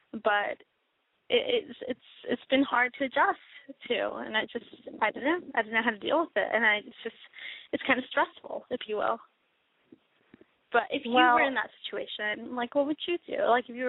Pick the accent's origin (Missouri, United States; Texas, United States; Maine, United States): Texas, United States; I'm 23 years old, and I am from Texas.